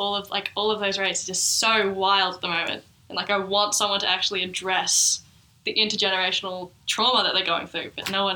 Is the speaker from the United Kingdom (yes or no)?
no; Bendigo, Victoria, Australia; I know growing up in Bendigo, Victoria, never saw an Aboriginal person ever.